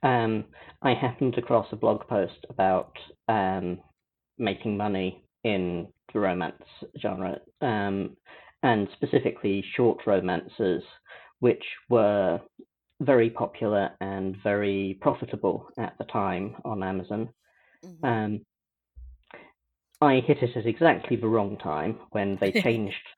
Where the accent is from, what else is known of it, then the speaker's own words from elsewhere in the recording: United Kingdom; I'm British.